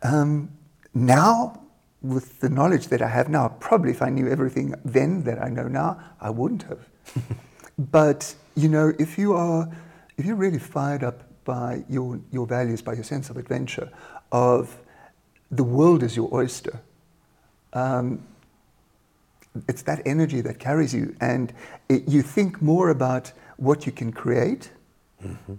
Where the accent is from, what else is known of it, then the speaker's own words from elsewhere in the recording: South Africa; moved away as an adult; now in Germany; I'm South African, born in South Africa in uh, a one horse town, and uh, moved to Germany in, uh, God, I almost forgot, but about uh, 28 years ago, 1991.